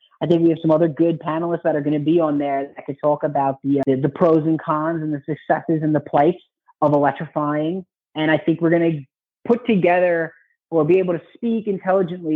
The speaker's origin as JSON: {"language": "English", "region": "New York", "country": "United States", "said": "in my home state of New York"}